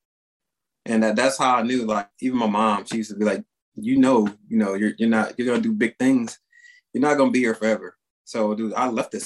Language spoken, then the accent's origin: English; San Augustine, Texas, United States; I'm from a small town in Texas. It's called San Augustine, right there on the Louisiana border